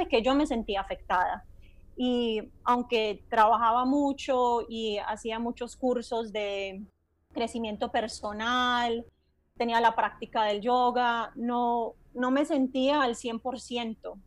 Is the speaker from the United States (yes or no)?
yes; Miami Beach, Florida, United States; also born or lived in Tampa, Florida / Medellín, Colombia; en la zona de Miami Beach crecí y viví el mayor tiempo de mi vida adulta en el sur de la Florida